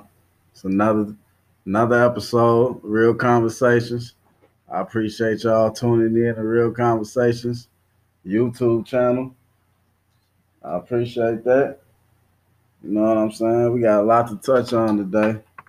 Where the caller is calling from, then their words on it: Dallas, Texas, United States; I'm calling in from Texas, man. I'm in Dallas right now.